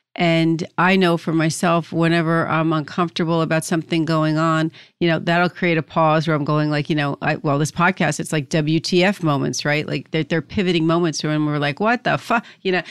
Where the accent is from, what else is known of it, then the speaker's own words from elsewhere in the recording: New Jersey, United States; I'm from New Jersey